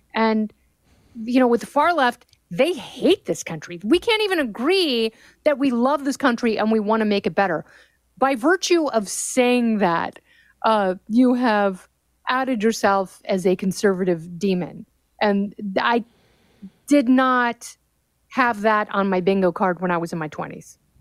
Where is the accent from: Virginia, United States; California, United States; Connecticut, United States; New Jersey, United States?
California, United States; Los Angeles; my hometown in Pacific Palisades, California